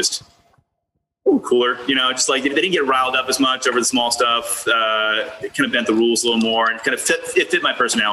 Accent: Boston, Massachusetts, United States; moved away as an adult; also born or lived in Seattle; now in Baltimore, United States; I'm from Boston originally, and I love it there

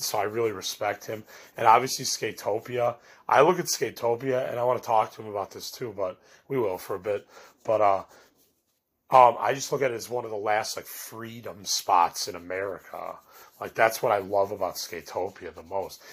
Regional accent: Chicago, Illinois, United States; I'm from Chicago

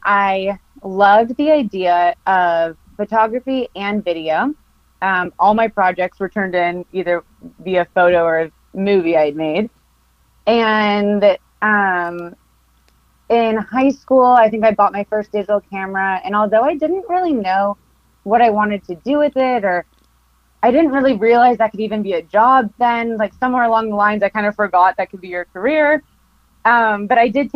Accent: Costa Mesa, California, United States; I grew up in Costa Mesa, California

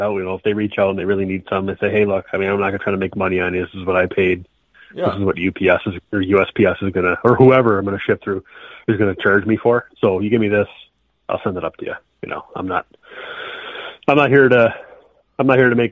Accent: Rochester, New York, United States; I was raised in Rochester. I live a little further south now

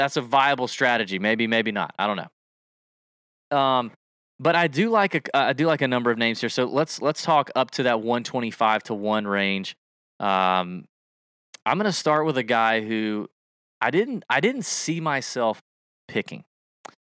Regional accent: the South, United States; we're from the South. We talk slow.

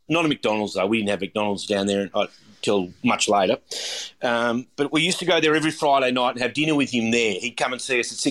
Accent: Warrnambool, Victoria, Australia; I started, I was born in Warrnambool, and started my apprenticeship working in Warrnambool when I left school. I had been through the time that I was in high school in Warrnambool.

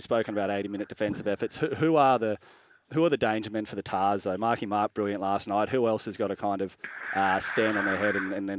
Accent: Queensland, Australia; even as a Queenslander

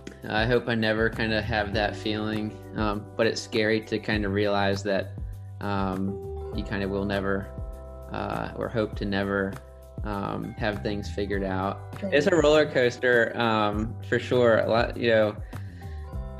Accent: Norfolk, Virginia, United States; I'm from Norfolk

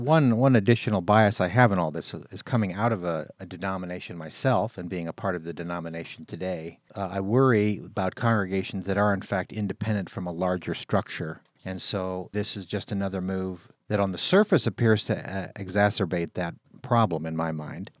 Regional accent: California, United States; moved away as an adult; also born or lived in Midwest; I was raised in California, but since I've been in the Midwest

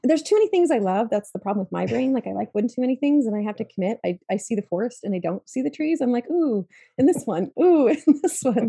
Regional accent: Utah, United States; I grew up in the Rockies areas in Utah

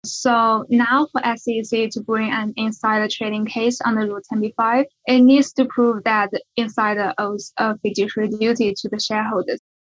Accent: China; moved away as an adult; also born or lived in Beijing; I'm from China.

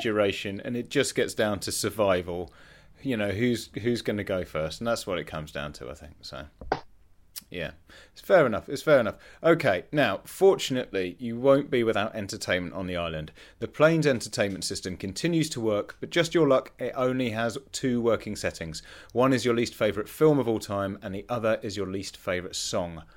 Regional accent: Leicester, East Midlands, United Kingdom; I grew up in Leicester and in the nineties

